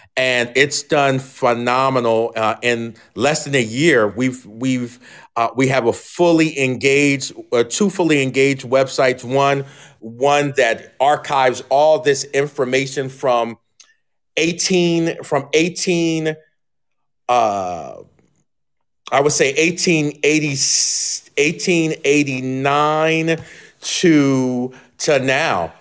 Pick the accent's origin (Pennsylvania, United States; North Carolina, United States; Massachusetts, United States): Pennsylvania, United States; Philadelphia; moved away as an adult; also born or lived in Alabama; now in Moscow, Idaho, United States; I'm from the Philadelphia area